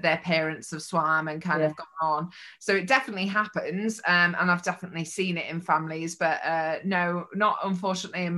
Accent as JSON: {"language": "English", "town": "Mansfield", "region": "East Midlands", "country": "United Kingdom", "said": "I'm just from Mansfield"}